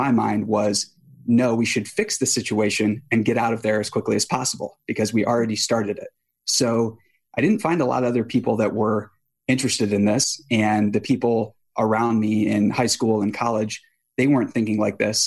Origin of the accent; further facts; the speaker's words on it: Boonsboro, Maryland, United States; I grew up in a small town in Western Maryland called Boonesboro